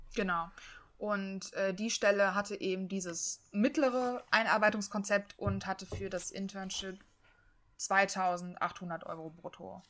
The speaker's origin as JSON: {"language": "German", "town": "Leverkusen", "region": "North Rhine-Westphalia", "country": "Germany", "moved": "yes", "said": "ich komme aus Leverkusen"}